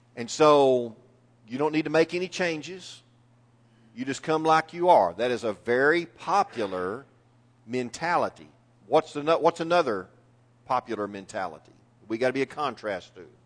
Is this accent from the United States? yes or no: yes; East Texas, United States; I am a lifelong Texan, and it gets even better than that. I'm a lifelong East Texan.